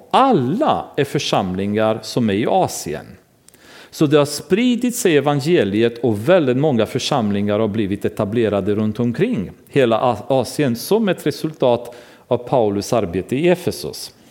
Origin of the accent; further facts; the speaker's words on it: Romania; now in Sweden; Det gjorde vi hemma i Rumänien. Vi hyrde ett lokal i ett kulturhus och samlades där.